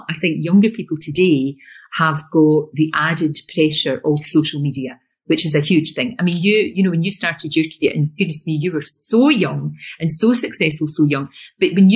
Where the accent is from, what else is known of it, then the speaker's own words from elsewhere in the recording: Glasgow, Scotland, United Kingdom; accent: Glasgow; also born or lived in East Kilbride; we moved from Glasgow to East Kilbride, which is about 10 miles when I was growing up